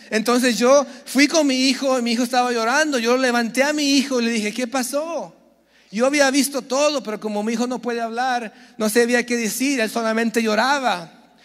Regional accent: San Diego, California, United States; Yo nací en San Diego

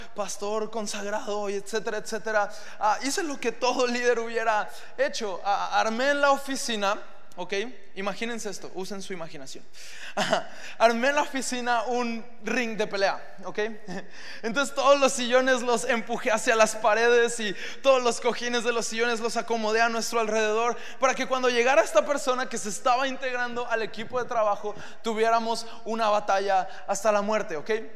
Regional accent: Mexico; como buenos hombres mexicanos

